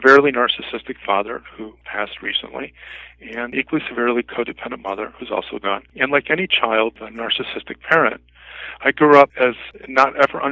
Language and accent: English; Mount Prospect, Illinois, United States; moved away as an adult; also born or lived in Japan / Arlington Heights, Illinois; I'm originally from Mount Prospect, Illinois